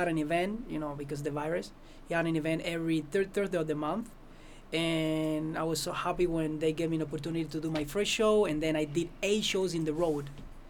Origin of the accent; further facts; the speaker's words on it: Cuba; English is a second language; moved away as an adult; now in Las Vegas, United States; I'm from Cuba